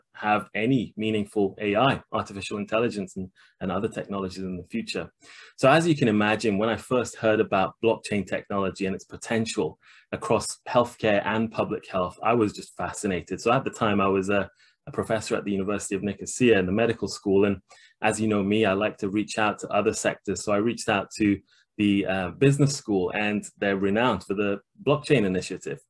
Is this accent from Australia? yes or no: no; Leeds, Yorkshire and the Humber, United Kingdom; my hometown of Leeds